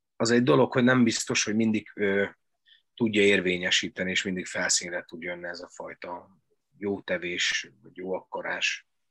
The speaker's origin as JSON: {"language": "Hungarian", "town": "Doboz", "region": "Békés", "country": "Hungary", "tie": "born or raised there", "said": "ahova én jártam iskolába, dobozza az általános iskolába"}